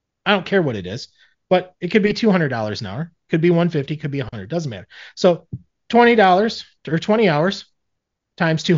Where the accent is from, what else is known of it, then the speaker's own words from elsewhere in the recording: Michigan, United States; I'm from Michigan.